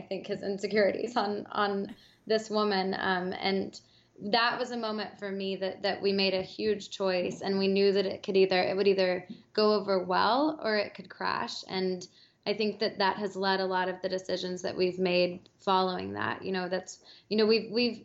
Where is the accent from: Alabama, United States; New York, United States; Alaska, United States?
Alabama, United States; I grew up in the South, I grew up in Alabama